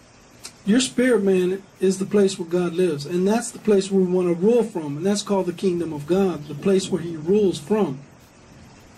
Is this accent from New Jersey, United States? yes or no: no; Dillion, Texas, United States; I grew up with Millie in Dillion, Texas. Graduated high school together